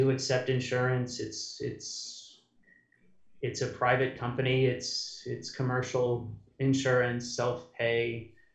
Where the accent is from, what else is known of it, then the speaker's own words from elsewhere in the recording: United States; also born or lived in Europe; I'm the American